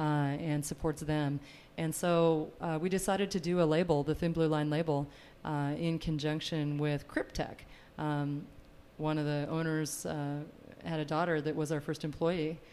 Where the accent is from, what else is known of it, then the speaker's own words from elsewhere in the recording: north central Washington, United States; moved away as an adult; also born or lived in Walla Walla, Washington; now in Eagle, Idaho, United States; both of us grew up on cattle ranches in north central Washington